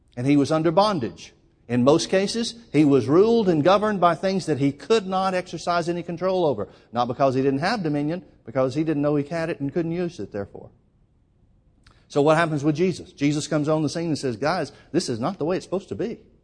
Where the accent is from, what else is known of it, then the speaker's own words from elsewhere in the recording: Alabama, United States; moved away as an adult; also born or lived in Oklahoma; now in California, United States; Born and raised in Alabama, lived in Oklahoma while I worked with Brother Hagan, and then we moved out to California